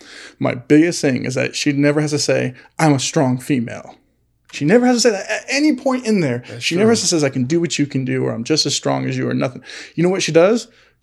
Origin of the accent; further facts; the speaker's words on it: California, United States; Like, we're from California. Come show us state.